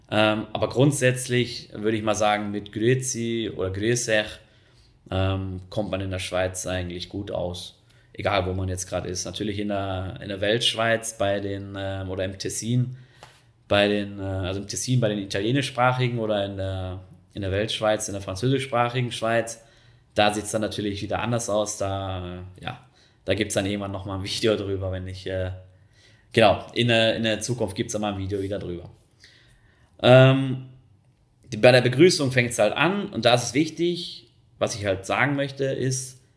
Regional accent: North Rhine-Westphalia, Germany; Wenn ich da jetzt mal an meine Heimat denke, an Nordrhein-Westfalen, da gibt es auch die verschiedensten Regionen, Rheinland, Münsterland, ähm, Ruhrgebiet, Sauerland

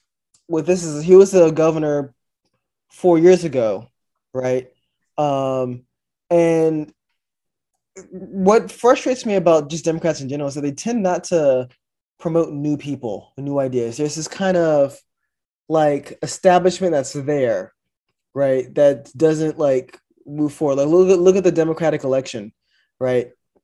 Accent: Virginia, United States; we're from Virginia.

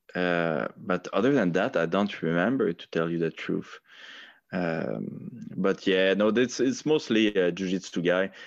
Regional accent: Quebec, Canada; English is a second language; I'm, I'm really not proud, uh, to be, uh, uh, a Quebecer

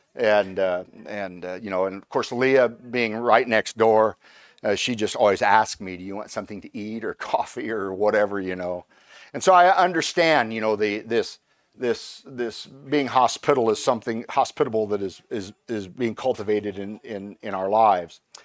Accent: Indiana, United States; moved away; I'm originally from Indiana, and in, and the, the, the people from Indiana are called Hoosiers.

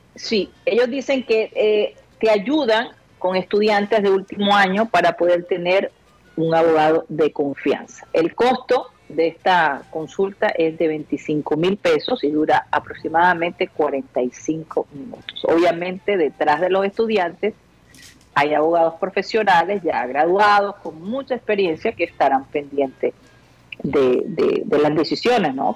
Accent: Barranquilla, Atlántico, Colombia; moved away; also born or lived in United States; cuando vivía en los Estados Unidos y regresaba a Barranquilla

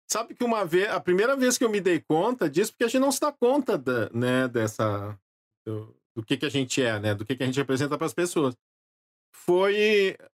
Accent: Gravataí, Rio Grande do Sul, Brazil; now in Porto Alegre, Brazil; Nasci em Porto né? Alegre, mas uh, vivi em Gravataí até meus 19 anos

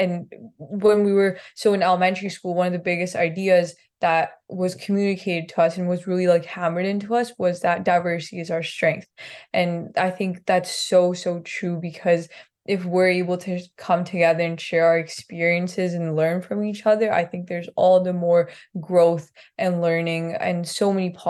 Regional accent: Punjab, India; I grew up in Punjab, which is sort of in the northern region of India.

